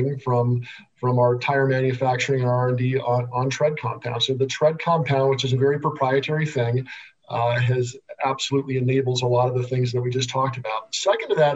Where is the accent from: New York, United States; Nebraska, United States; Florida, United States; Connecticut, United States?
Nebraska, United States; I also grew up in the Midwest. I grew up in Nebraska